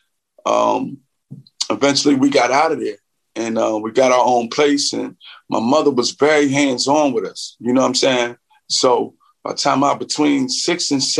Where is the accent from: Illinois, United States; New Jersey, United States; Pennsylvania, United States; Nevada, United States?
Pennsylvania, United States; Philadelphia; I grew up in West Philly